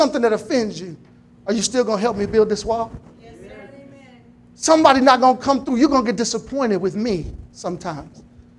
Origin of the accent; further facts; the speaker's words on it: Temple, Texas, United States; I was born and raised here in Temple, Texas.